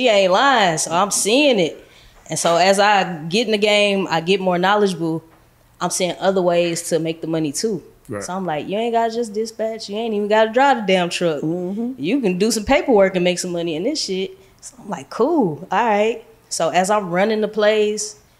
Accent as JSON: {"language": "English", "town": "St. Louis", "region": "Missouri", "country": "United States", "moved": "as an adult", "lives_now": "Dallas, United States", "said": "I'm from St. Louis. I come from the trenches, the hood, the bottom."}